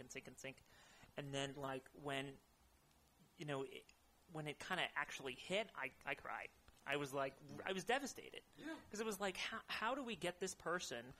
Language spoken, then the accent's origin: English; Modesto, California, United States; moved away as an adult; now in Bay Area, United States; I am from Modesto, California, okay. in the Central Valley. Um, about what is it? Uh, Ninety miles east from here